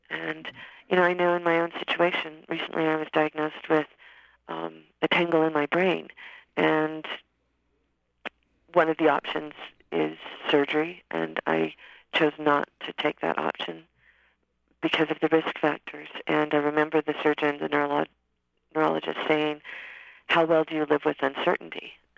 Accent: Riverside, California, United States; born there; Yes, I was born in Riverside, California, and my father was in the service in the Air Force, and my mother would take me to the beach almost every day

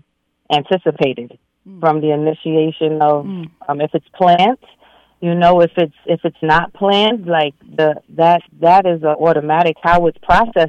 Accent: New York City, New York, United States; I grew up in Brooklyn, New York, Crown Heights, and growing up in that community

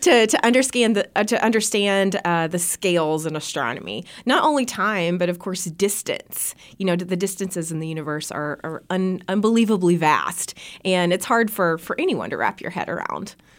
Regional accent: Bee Branch, Arkansas, United States; born or raised there; moved away as an adult; also born or lived in Arizona

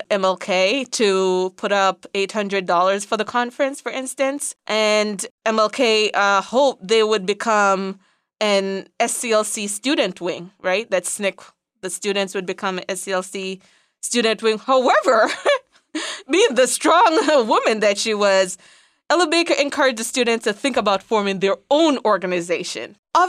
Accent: Jamaica; accent: patois; With my patois accent, it's in Raleigh, North Carolina, in 1960.

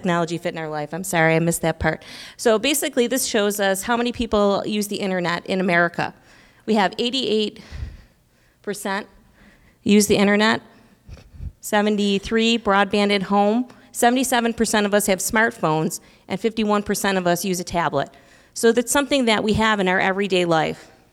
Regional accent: Buffalo, New York, United States; now in Illinois, United States; I'm from Buffalo, New York

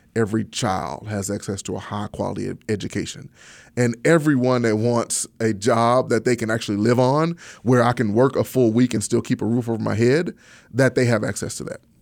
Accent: Pine Bluff, Arkansas, United States; I grew up in Pine Bluff, Arkansas

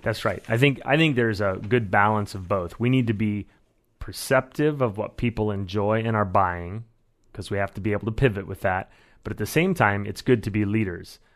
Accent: Iowa, United States; moved away as an adult; also born or lived in Chicago; now in Eugene, United States; I grew up in Iowa, as did my wife

